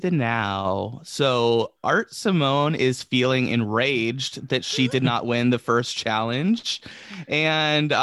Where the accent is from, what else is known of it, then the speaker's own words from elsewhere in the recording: United States; I'm from America